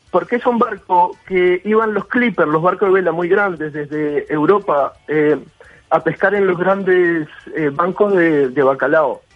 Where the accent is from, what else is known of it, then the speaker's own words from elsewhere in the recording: Uruguay; Como uruguayo